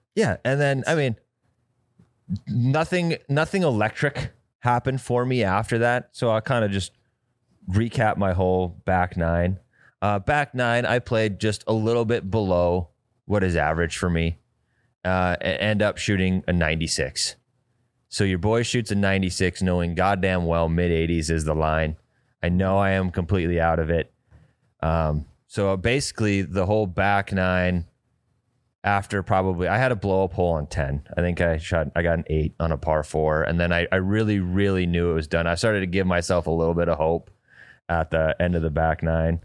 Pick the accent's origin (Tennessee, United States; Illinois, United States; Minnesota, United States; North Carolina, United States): Minnesota, United States; Detroit Lakes; It is literally in my hometown